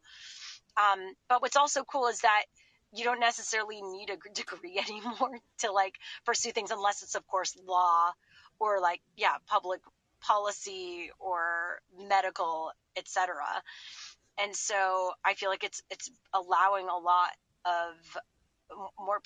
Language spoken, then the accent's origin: English; Montreal, Quebec, Canada; moved away as an adult; also born or lived in Boston; I grew up in Montreal and we had CGEP, which is like a pre-university